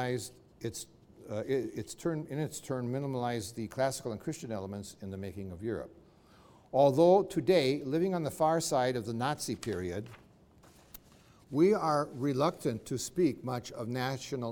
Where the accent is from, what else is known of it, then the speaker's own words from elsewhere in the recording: United States; do not take my exceptional status to mean I am not American